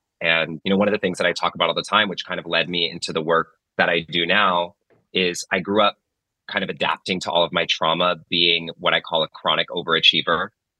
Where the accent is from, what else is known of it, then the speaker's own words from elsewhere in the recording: Pittsburg, California, United States; I grew up in Northern California, actually, in a town called Pittsburgh, California. A lot of people don't know there's a Pittsburgh in California.